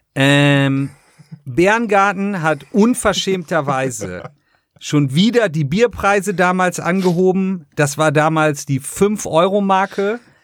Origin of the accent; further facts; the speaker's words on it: Jever, Lower Saxony, Germany; moved away as an adult; now in Ravensburg, Germany; ich komme ja aus Jever oder Jever